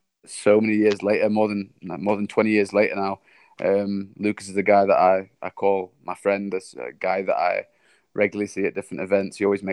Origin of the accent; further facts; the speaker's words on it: Sheffield, Yorkshire and the Humber, United Kingdom; moved away as an adult; also born or lived in Niterói, Brazil; now in South Africa; I grew up in Yorkshire. I was obviously born there and first life in Yorkshire.